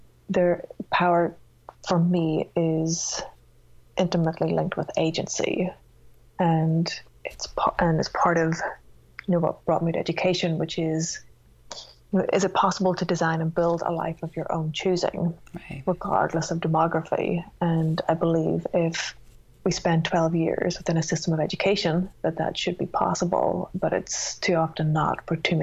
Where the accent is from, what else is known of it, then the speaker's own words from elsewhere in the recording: Northern Ireland, United Kingdom; moved away; I grew up in Northern Ireland